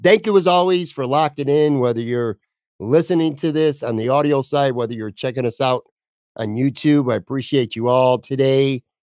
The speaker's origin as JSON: {"language": "English", "town": "Buffalo", "region": "New York", "country": "United States", "tie": "born or raised there", "also_born_or_lived": "Florida", "said": "Buffalo growing up here"}